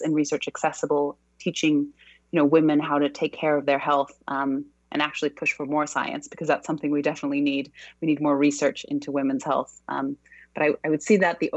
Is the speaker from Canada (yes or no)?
no; Brazil; also born or lived in Australia / United States / New York; now in London, United Kingdom; I'm originally from Brazil, but I've kind of lived all over the world. I've spent a long time living in Australia, a long time in the US, and now I actually live in London